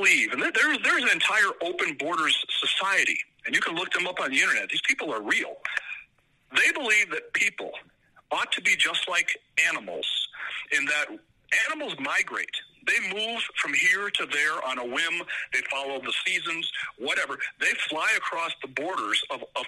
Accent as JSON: {"language": "English", "region": "Illinois", "country": "United States", "tie": "born or raised there", "also_born_or_lived": "California", "moved": "yes", "lives_now": "Colorado, United States", "said": "I was born in Illinois, educated in California, and now live a wonderful life with a beautiful family in Colorado."}